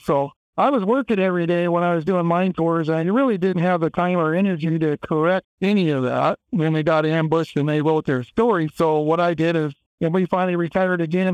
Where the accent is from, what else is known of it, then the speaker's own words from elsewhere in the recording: Kellogg, Idaho, United States; I grew up in Kellogg, Idaho, where the mine's located